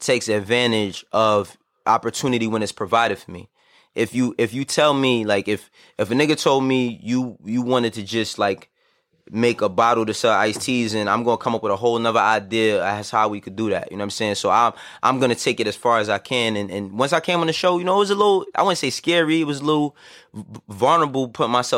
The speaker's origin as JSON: {"language": "English", "town": "New York City", "region": "New York", "country": "United States", "tie": "born or raised there", "also_born_or_lived": "Harlem", "said": "I'm from Harlem, but I am from the Bronx as well. I was born and raised in the Bronx, and then I moved to Harlem"}